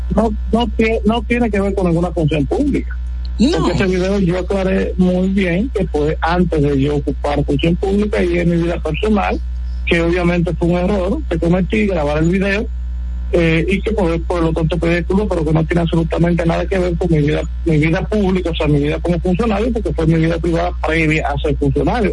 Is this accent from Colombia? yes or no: no; Sabana de la Mar, Hato Mayor, Dominican Republic; moved away; que somos de los campos, como me incluyo, yo vengo de Sabana de la Mar, y nos hemos ido